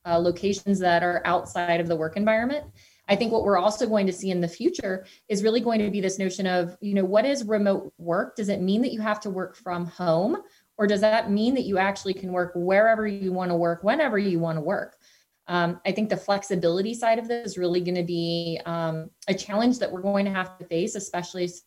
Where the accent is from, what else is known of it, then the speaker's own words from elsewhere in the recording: Cincinnati, Ohio, United States; I'm an evangelist for my hometown